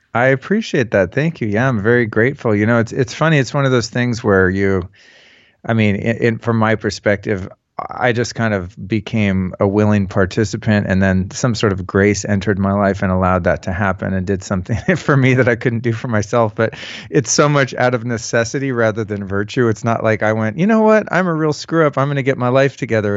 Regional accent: Northern California, United States; also born or lived in Hollywood, California; I'm from Northern California originally. I moved to Hollywood in nineteen eighty-nine

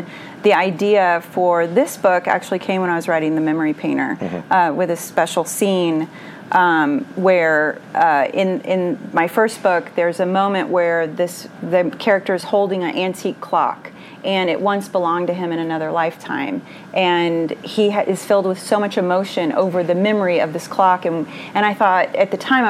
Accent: Houston, Texas, United States; I'm from Houston, Texas

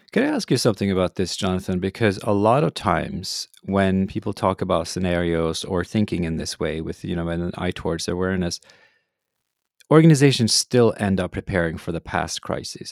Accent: Norway; growing up in Norway, the heroes, of course, were polar explorers.

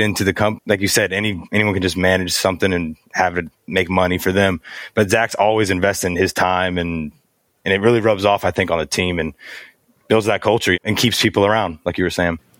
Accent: Alabama, United States; I'm from Alabama

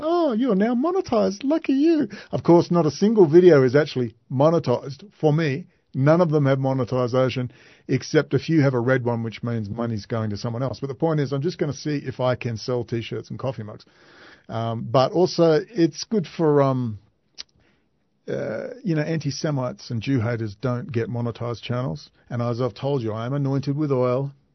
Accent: Perth, Western Australia, Australia; Perth, Western Australia, my hometown

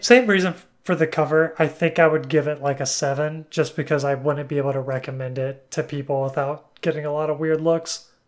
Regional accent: Alabama, United States; I'm from Alabama

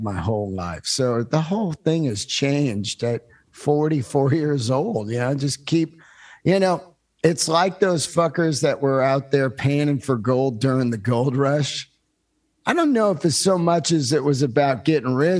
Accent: Bay Area, California, United States; also born or lived in Yosemite, California; I was born in the mountains and I grew up in the Bay Area

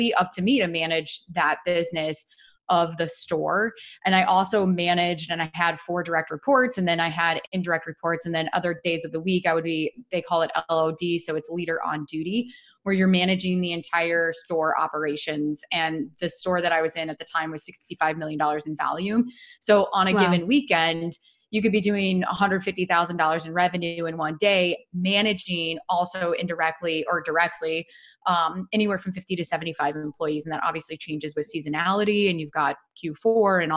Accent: Dubuque, Iowa, United States; accent: Midwest; So I am originally born and raised in Dubuque, Iowa

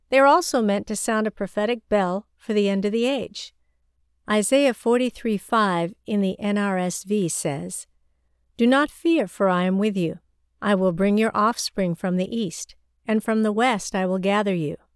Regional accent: China; my hometown was only 196 kilometers north of Kaifeng. My village is one village away from the border of the Henan province, where Kaifeng is.

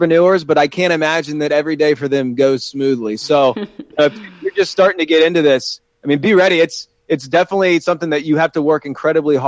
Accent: Columbus, Ohio, United States; moved away as an adult; also born or lived in South Carolina; now in Pittsburgh, United States; originally I'm from Columbus, Ohio

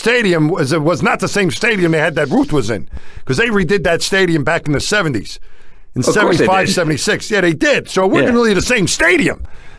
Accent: New York, United States; I felt more of an identifying with him as a New Yorker.

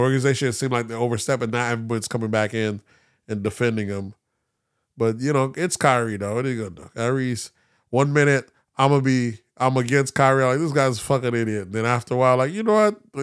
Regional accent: the South, United States; I'm from the South, 'cause I grew up heavy on that.

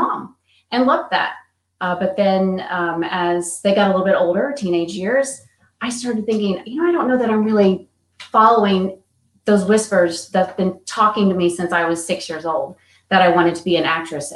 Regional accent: East Texas, United States; also born or lived in Atlanta; now in Dallas, United States; So I am from Texas, originally East Texas, where I grew up

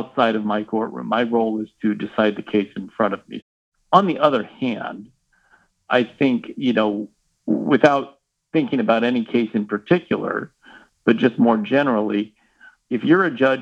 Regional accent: Kansas City, United States; I am from Kansas City

